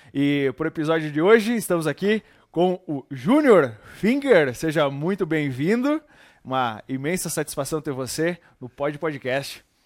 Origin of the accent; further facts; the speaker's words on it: Barra Funda, Rio Grande do Sul, Brazil; nós dois somos naturais de Barra Funda